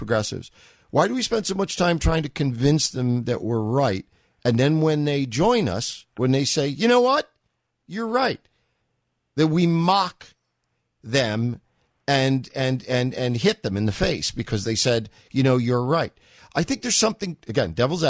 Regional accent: New York, United States; I grew up in New York.

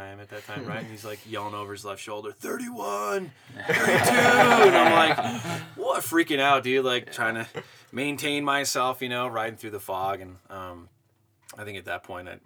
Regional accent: Monterey area, California, United States; I grew up in California, the Monterey area.

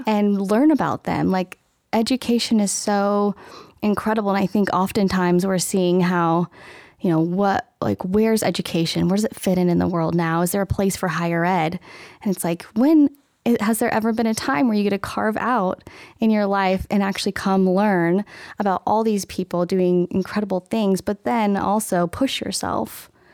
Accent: Medford, Oregon, United States; also born or lived in Eugene, Oregon; now in Western Colorado, United States; I'm actually from Oregon

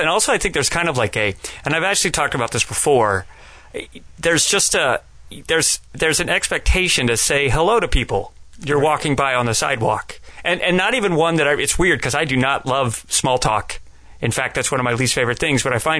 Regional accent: Southern California, United States; moved away as an adult; also born or lived in San Diego / Los Angeles; now in Atlanta, United States; growing up in Southern California

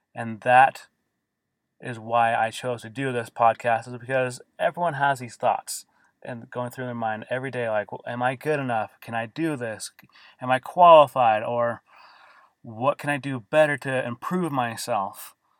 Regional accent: Davis County, Utah, United States; for the most of my life, I grew up in Davis County, Utah, and attended various schools in different parts of Davis County.

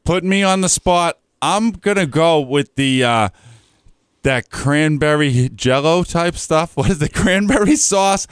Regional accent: Methuen, Massachusetts, United States; I grew up in Methuen, Massachusetts

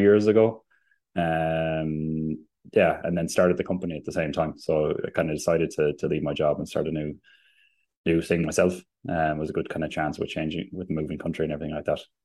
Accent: Limerick, Munster, Ireland; moved away as an adult; also born or lived in Germany; now in Sweden; I'm from Limerick

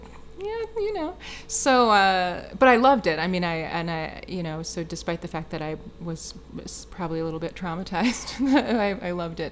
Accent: Wisconsin, United States; now in Chicago, United States; we're both from Wisconsin

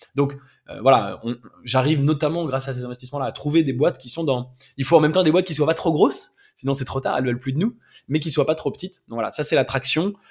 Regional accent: France; Je suis français, j'habite en France

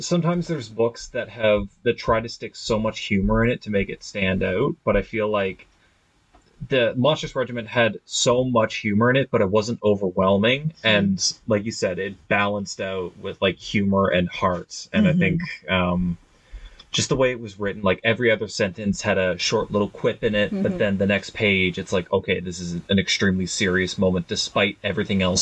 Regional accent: Nova Scotia, Canada; I'm from Nova Scotia

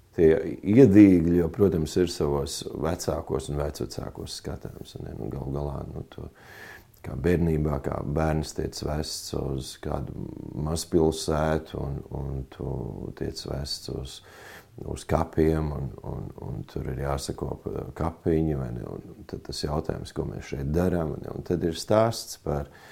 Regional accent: Talsi, Talsi Municipality, Latvia; now in Kuldīga, Latvia; dzimis Talsos un atgriezies esmu savā senču pilsētā, jo te ir, kā teikt, cēlusies man dzimta

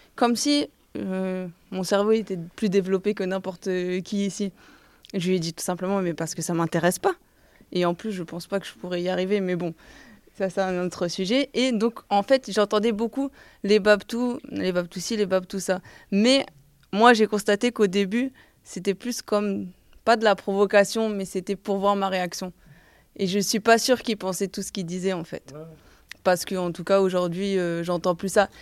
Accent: Montpellier, Occitania, France; now in Paris, France; Je viens de Montpellier à la base

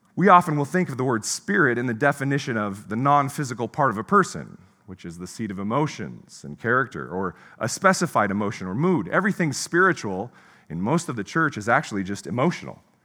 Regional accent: Pacific Northwest, United States; moved away as an adult; also born or lived in Midwest; I was from the Pacific Northwest

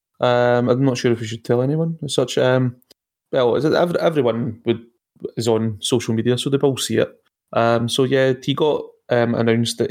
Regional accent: Scotland, United Kingdom; We're Scottish.

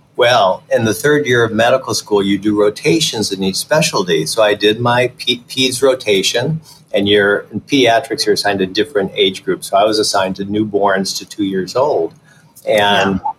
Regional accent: Detroit, Michigan, United States; moved away as an adult; also born or lived in Chicago / Philadelphia / Los Angeles; my dad was a barber. My mother actually drove a school bus. And so we grew up in suburban Detroit

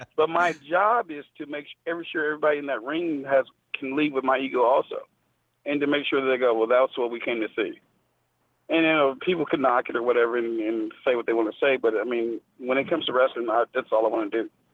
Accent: Memphis, Tennessee, United States; I'm from Memphis, so we in Memphis don't chop

